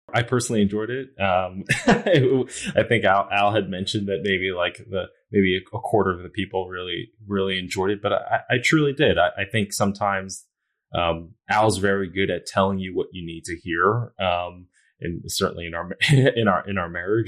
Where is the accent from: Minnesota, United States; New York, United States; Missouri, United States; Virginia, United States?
New York, United States; moved away; I grew up in New York